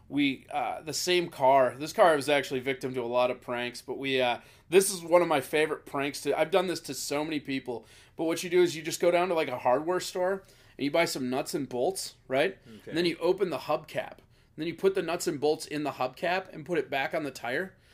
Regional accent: Hopkins, United States; I'm from Hopkins

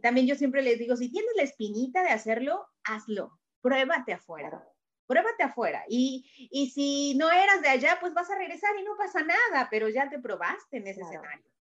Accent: Querétaro, Mexico; moved away; yo también soy queretana

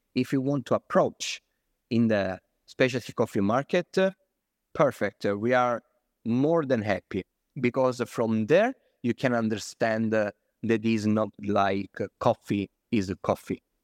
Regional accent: South Italy, Italy; English is a second language; now in Florence, Italy; I'm from South Italy. I'm not from Florence. So I moved to Florence, but I'm from South Italy

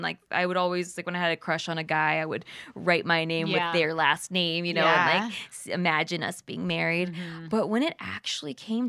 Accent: Philippines; I'm Filipino, but the Spaniards came and raped and pillaged the Philippines.

